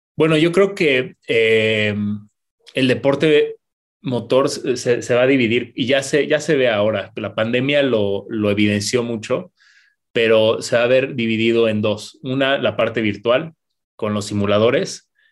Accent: Querétaro, Mexico; como, mexicanos, como queretanos

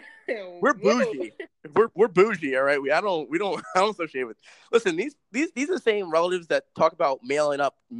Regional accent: New York City, New York, United States; moved away; This is coming from someone born and raised there

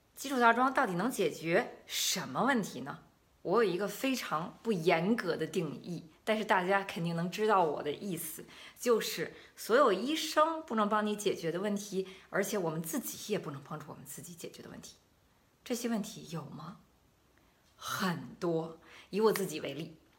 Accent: China; now in Germany; 我们中国人本来就是喜欢喜欢吃蔬菜的嘛

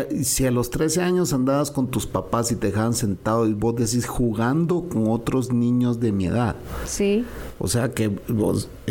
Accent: Guatemala; Le dije, oh, yo soy Chapín.

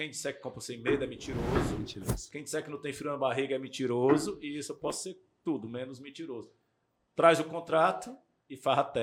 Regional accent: Fortaleza, Ceará, Brazil; now in São Paulo, Brazil; Eu sou de Fortaleza e eu moro em São Paulo.

